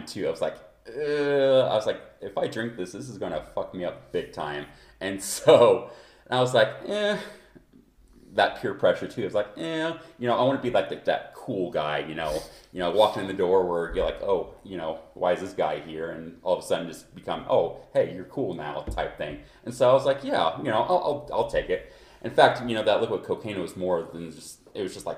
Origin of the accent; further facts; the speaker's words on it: Ottawa, Kansas, United States; now in Denver, United States; I'm from Kansas. I'm a Kansas native